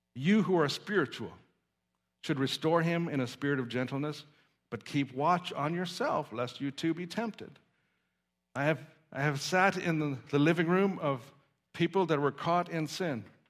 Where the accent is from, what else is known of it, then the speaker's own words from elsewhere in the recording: Saskatoon, Saskatchewan, Canada; I remember as a child growing up in Saskatoon, Saskatchewan